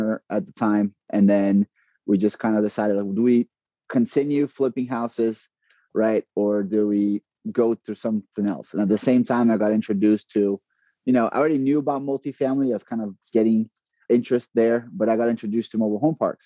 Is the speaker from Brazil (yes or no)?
yes; Brazil; moved away as an adult; also born or lived in San Antonio; now in Texas, United States; I'm originally from Brazil, born and raised there.